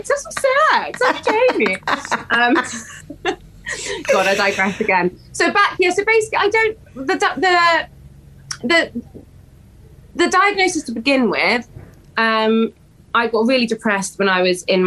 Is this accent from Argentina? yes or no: no; West Wales, United Kingdom; moved away; this baby was not going to stay in West Wales